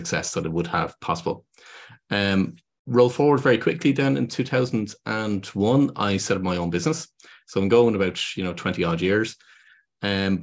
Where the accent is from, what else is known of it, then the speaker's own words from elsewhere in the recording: Dublin, Leinster, Ireland; I'm from Dublin in Ireland